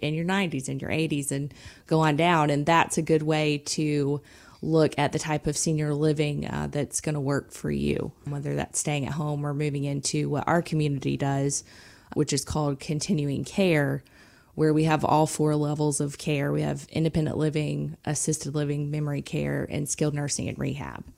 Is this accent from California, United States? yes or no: no; South Georgia, United States; I'm from South Georgia